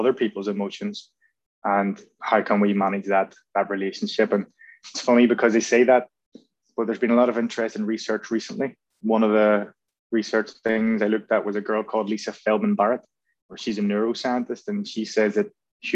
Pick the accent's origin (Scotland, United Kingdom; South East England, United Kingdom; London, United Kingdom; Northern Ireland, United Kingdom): Northern Ireland, United Kingdom; Belfast; moved away as an adult; also born or lived in Vancouver; I was brought up in North Belfast, which is a bit of a football hotbed.